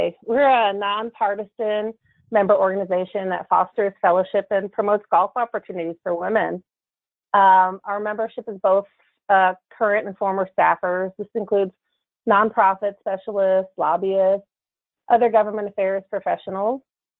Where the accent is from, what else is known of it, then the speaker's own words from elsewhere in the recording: New Jersey, United States; now in Washington, D.C., United States; I was born and raised in New Jersey, just outside New York City, but I've been in D.C. long enough to lose my accent.